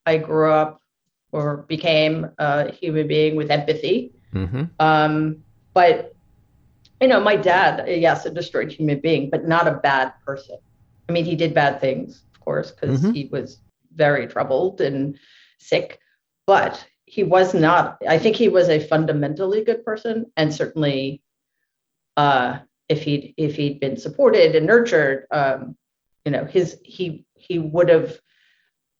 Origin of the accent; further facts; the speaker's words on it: New York City, New York, United States; I grew up in Jamaica, Queens, which is like a 10 minute bike ride